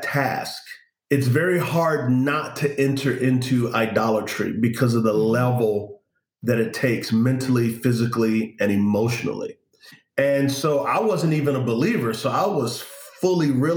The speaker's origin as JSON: {"language": "English", "town": "San Antonio", "region": "Texas", "country": "United States", "tie": "born or raised there", "said": "I grew up in San Antonio, Texas"}